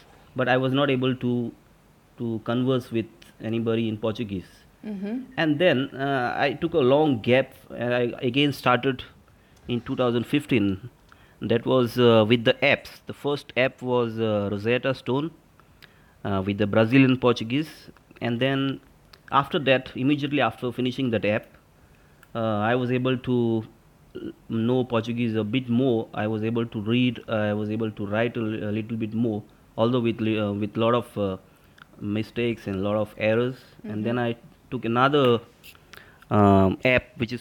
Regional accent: Raia, Goa, India; I'm from Raya, which is in South Goa

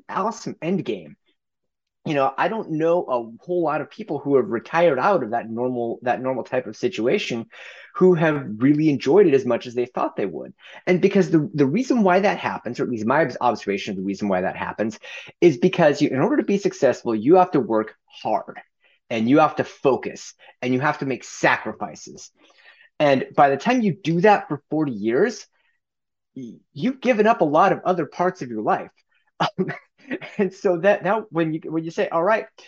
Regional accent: Gresham, Oregon, United States; So if you go a little ways to the east of Portland, there's a suburb called Gresham. That's where I grew up

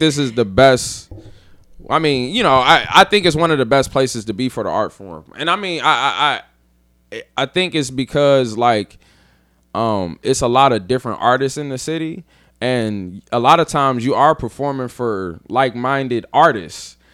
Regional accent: Dayton, Ohio, United States; moved away as an adult; also born or lived in Columbus; now in New Orleans, United States; I'm from Dayton

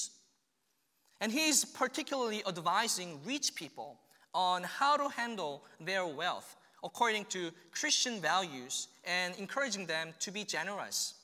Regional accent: South Korea; now in Kearney, United States; I came from South Korea.

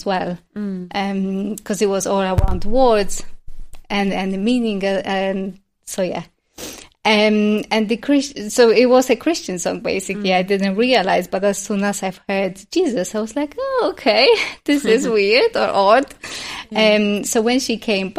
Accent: Poland; moved away; also born or lived in London; growing up in Poland

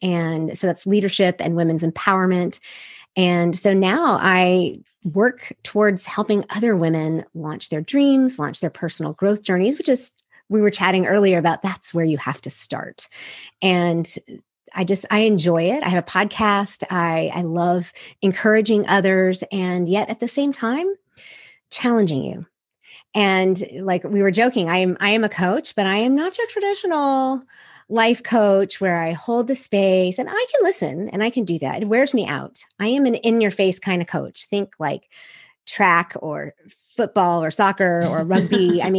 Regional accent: Seoul, South Korea; I'm a missionary kid. I grew up overseas from the United States. I grew up in Seoul, Korea, which gives you a really unique view of the world.

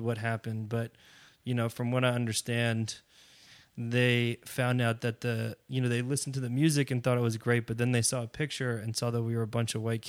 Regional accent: Englewood, New Jersey, United States; I mean, I'm from New Jersey originally. Mm-hmm. That's where I grew up. Spent most of my young adult days running around Bergen County, Englewood, New Jersey.

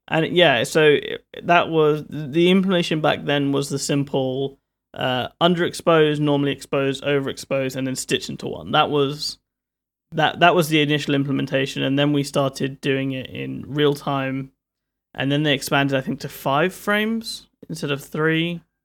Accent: London, United Kingdom; I'm from London

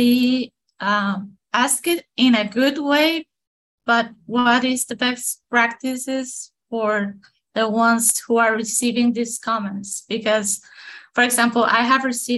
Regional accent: Mexico; English is a second language; I'm from Mexico, so my accent is a little bit strong

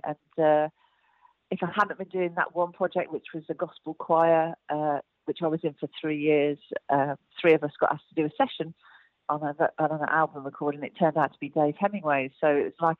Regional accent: United Kingdom; I'm from Midlands

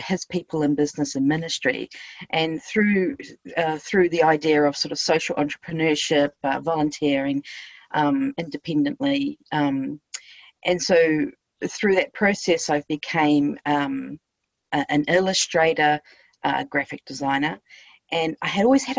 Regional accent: New Zealand; moved away as an adult; also born or lived in Thailand / Cambodia / United States / Australia; I'm from New Zealand

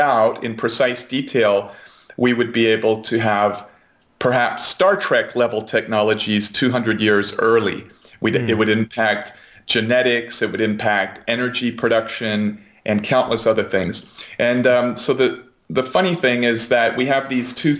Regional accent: United States; as an American

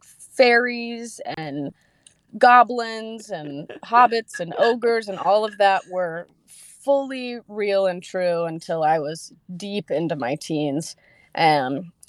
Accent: half an hour north of Asheville, North Carolina, United States; I grew up about half an hour north of Asheville, so about an hour from where I'm currently living

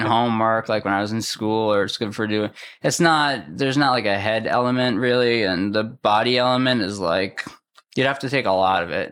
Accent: Massachusetts, United States; now in West Orange, United States; I'm from Massachusetts.

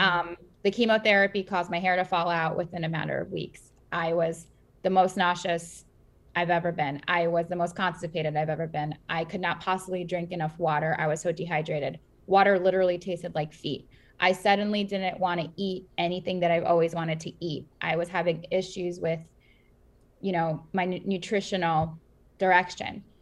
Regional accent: New York City, New York, United States; also born or lived in former Soviet Union; We grew up in, I grew up in Queens

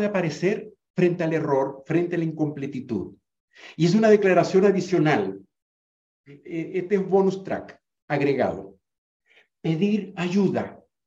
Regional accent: Venezuela; en Venezuela, donde yo me crié, en el Caribe, donde yo me crié

